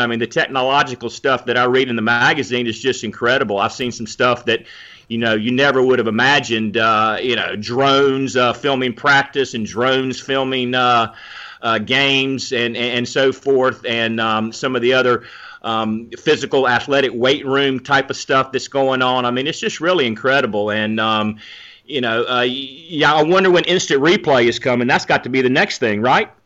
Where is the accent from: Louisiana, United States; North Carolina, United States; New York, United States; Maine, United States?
North Carolina, United States; also born or lived in Georgia; growing up in North Carolina, covered North Carolina football the last twenty years or so